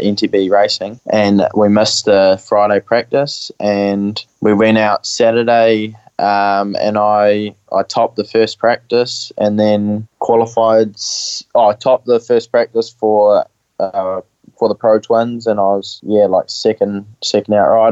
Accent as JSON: {"language": "English", "town": "Hamilton", "region": "Waikato", "country": "New Zealand", "said": "I'm from Hamilton, New Zealand."}